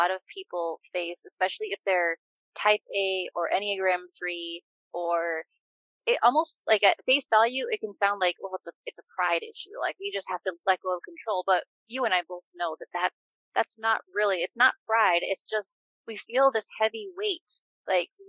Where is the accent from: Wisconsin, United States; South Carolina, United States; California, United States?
Wisconsin, United States; I'm from Wisconsin